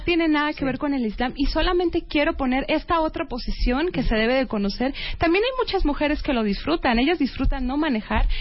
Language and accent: Spanish; Mexico; soy una mexicana